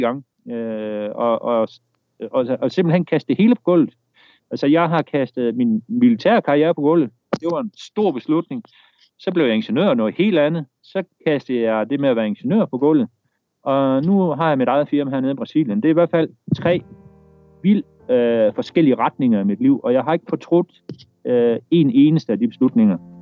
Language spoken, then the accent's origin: Danish; Denmark; moved away as an adult; now in Brazil; en værnepligt hjemme i Danmark